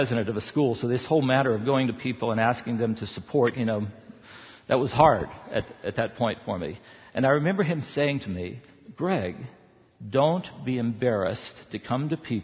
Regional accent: the South, United States; moved away; I grew up in the South.

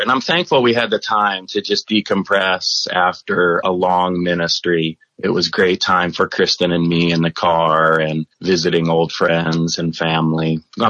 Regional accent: Poway, California, United States; moved away as an adult; also born or lived in New York / Billings, Montana; I was actually raised in San Diego, California. Spent most of my life in Poway, where I grew up in a covenant home. Graduated from Poway High School

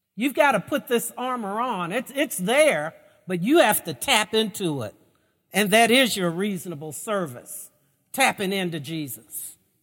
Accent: Lexington, United States; I grew up in Lexington in a relatively conservative Baptist church

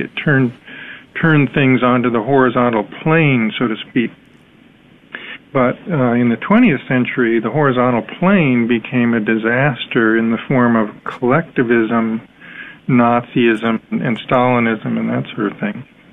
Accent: United States; I'm American, so I'm similar to other Americans

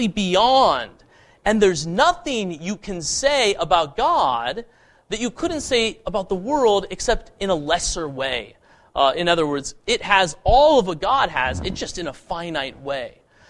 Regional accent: Boulder, Colorado, United States; growing up in the People's Republic of Boulder, Colorado

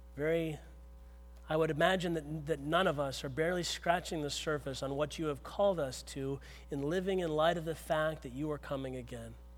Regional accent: Pittsburgh, Pennsylvania, United States; where I grew up in Pittsburgh

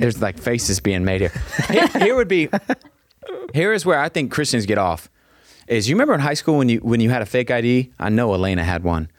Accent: Texas, United States; I am a Texan

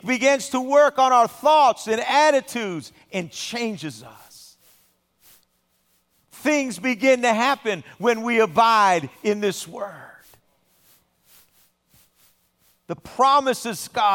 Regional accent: Southern California, United States; I've spent most of my life living in Southern California

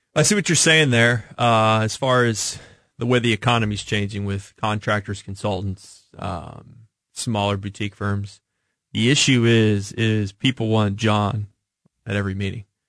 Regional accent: Kansas City, Missouri, United States; I grew up in the Northland

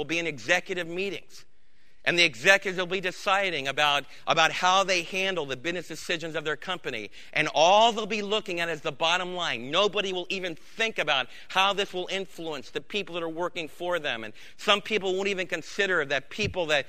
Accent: Florida, United States; When I was a kid growing up in Florida

